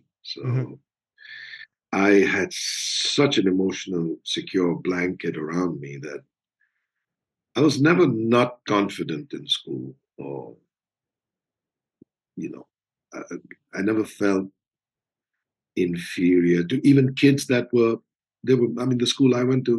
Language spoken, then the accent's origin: English; India; So growing up in India is, I would imagine, very different from growing up anywhere else.